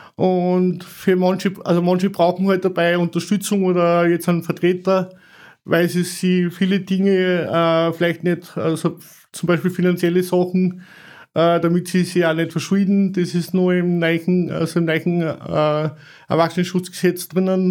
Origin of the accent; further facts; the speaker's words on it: Salzburg, Austria; bei uns in Salzburg